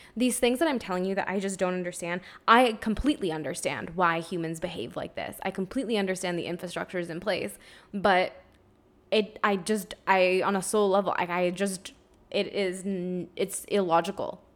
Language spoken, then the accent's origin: English; Ontario, Canada; now in Quebec, Canada; I'm from Ontario originally